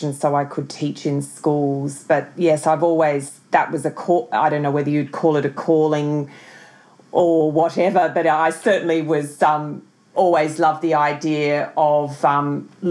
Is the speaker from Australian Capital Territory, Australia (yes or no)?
yes; Canberra, Australian Capital Territory, Australia; I was born in Canberra. And I grew up in Canberra